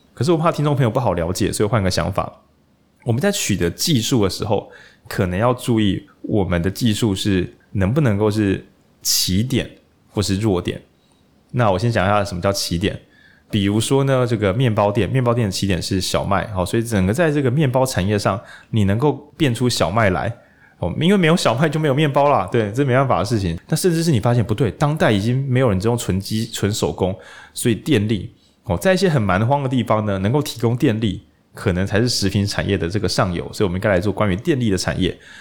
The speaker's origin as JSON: {"language": "Chinese", "town": "Lukang", "region": "Changhua County", "country": "Taiwan", "moved": "yes", "said": "我是彰化人，鹿港这样"}